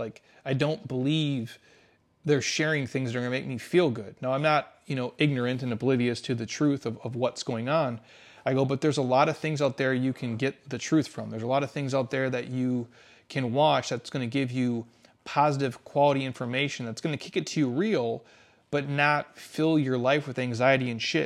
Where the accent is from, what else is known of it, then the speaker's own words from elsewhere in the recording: Midwest, United States; I grew up in the Midwest. That's I'm a Midwest type of dude.